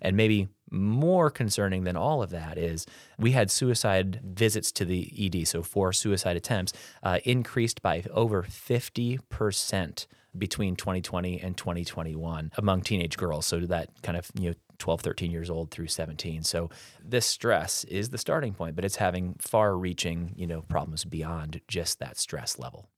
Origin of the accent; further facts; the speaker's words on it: Peoria, Illinois, United States; also born or lived in Florida / Baltimore, Maryland; I'm a local kiddo here, uh, born and raised in the Peoria area